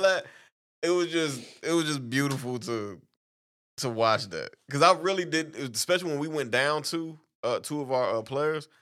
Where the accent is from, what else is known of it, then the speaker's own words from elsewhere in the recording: Arlington, Texas, United States; Arlington, Texas is my hometown